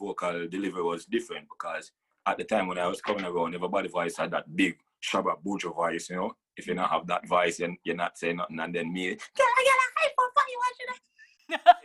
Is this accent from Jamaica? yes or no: yes; Jamaica; Growing up in Jamaica, Rastafari is everywhere